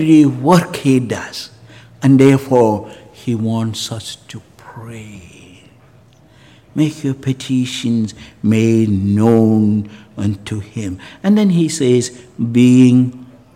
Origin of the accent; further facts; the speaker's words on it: Canada; as a Canadian